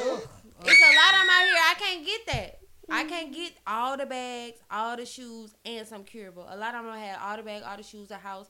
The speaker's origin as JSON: {"language": "English", "town": "Mobile", "region": "Alabama", "country": "United States", "said": "I'm from Mobile."}